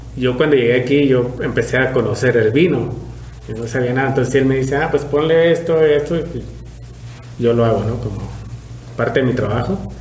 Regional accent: Apúndaro, Michoacán, Mexico; moved away as an adult; now in Valle de Guadalupe, Mexico; yo soy michoacano, eh, pueblito que se llama Apúndalo, somos del municipio de Tancítaro

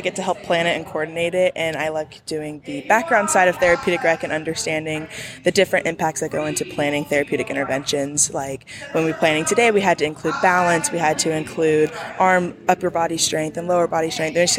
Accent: Topeka, Kansas, United States; I'm from Topeka, Kansas.

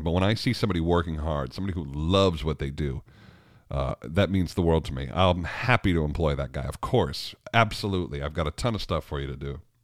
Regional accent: New York, United States; moved away as an adult; also born or lived in Richmond; I grew up in New York

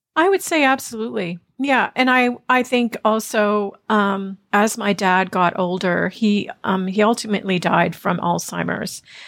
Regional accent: Ontario, Canada; also born or lived in Toronto; So, yes, I grew up in Canada and mostly in Ontario.

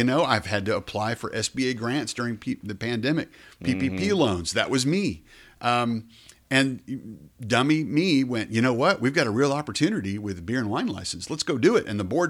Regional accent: Colorado City, Texas, United States; You know, when I was a kid, you come to Abilene, I was from Colorado City, you come to Abilene to go shop in Blaze

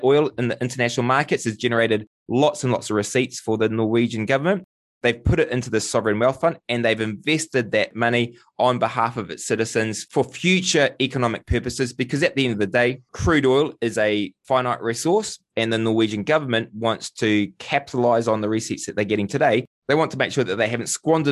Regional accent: New Zealand

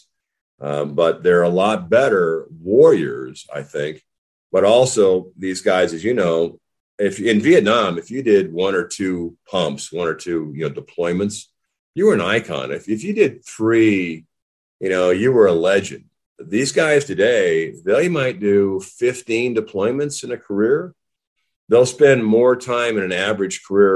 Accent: Whitefish, Montana, United States; moved away as an adult; growing up in Whitefish, Montana, you know, little logging town

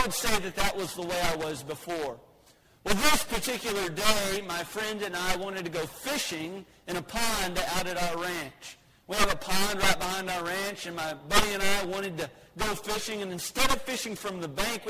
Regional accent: Texas, United States; as a Texan

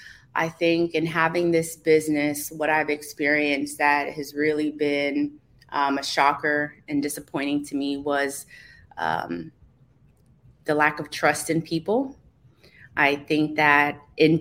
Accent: Hollywood, Florida, United States; also born or lived in Cooper City, Florida; I grew up in Hollywood, Florida

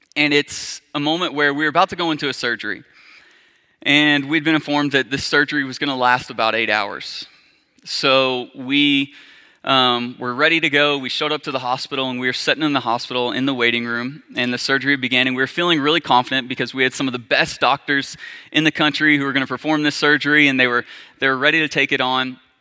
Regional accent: Arkansas, United States; I grew up, was born and raised in Arkansas

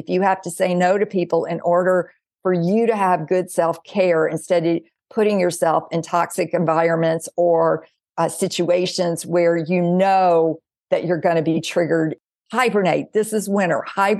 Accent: the South, United States; Okay, I am 58 years old. It's like I didn't come here to please her, but I was told I did. And I grew up in the South.

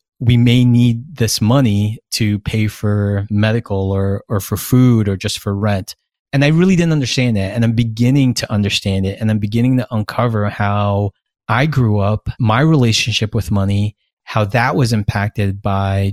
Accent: United States; the privilege of being American and growing up American

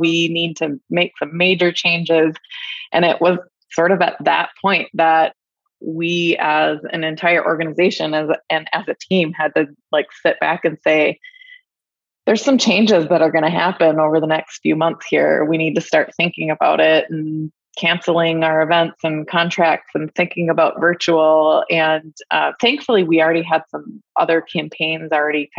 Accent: Minnesota, United States; I'm from Minnesota, hockey game. You know, hockey's a big thing in our state

